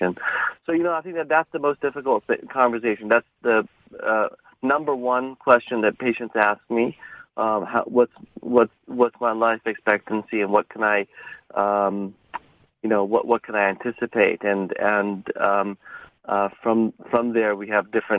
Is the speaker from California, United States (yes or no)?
yes; Irvine, California, United States; I grew up in Southern California in Orange County in Irvine